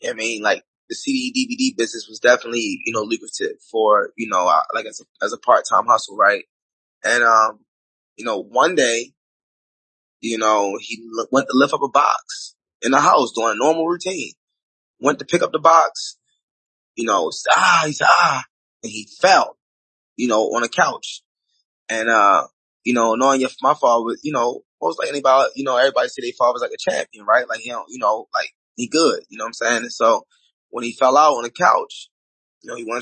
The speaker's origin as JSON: {"language": "English", "town": "Baltimore", "region": "Maryland", "country": "United States", "tie": "born or raised there", "said": "I grew up in Baltimore, Maryland."}